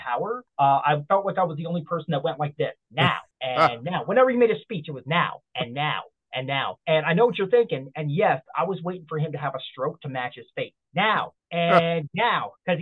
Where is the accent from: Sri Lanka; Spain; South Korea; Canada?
Canada; Nova Scotia; moved away as an adult; now in Toronto, Canada; I'm originally from Nova Scotia. I was born and raised in Nova Scotia.